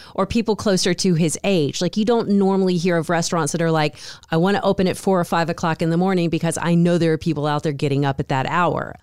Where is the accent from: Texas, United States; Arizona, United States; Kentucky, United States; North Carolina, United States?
North Carolina, United States; now in Dallas, United States; growing up in North Carolina, we had a soda called cheer wine